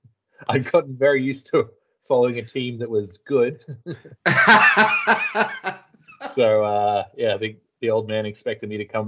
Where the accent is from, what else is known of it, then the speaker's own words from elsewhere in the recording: Taree, New South Wales, Australia; So I'm from Taree